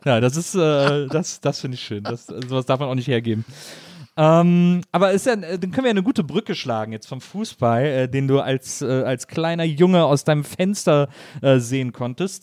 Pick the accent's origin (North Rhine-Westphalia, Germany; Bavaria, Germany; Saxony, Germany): North Rhine-Westphalia, Germany; Wesseling